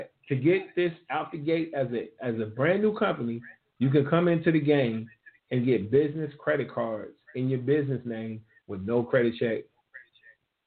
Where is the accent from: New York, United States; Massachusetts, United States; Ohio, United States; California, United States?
Ohio, United States; I gave it up for my hometown